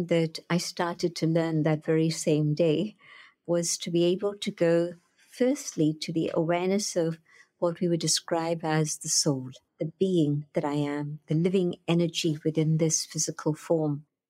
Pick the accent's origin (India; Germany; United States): India; Pune, Maharashtra; I went knocking on the door of Dadi Janki, who later came to London, but she was there resident in my hometown of Pune.